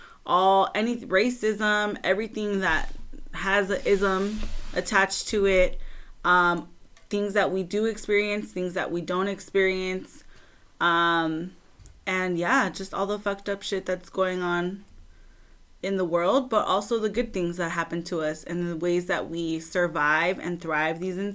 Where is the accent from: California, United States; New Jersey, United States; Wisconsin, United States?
California, United States; Southern; I'm from Southern California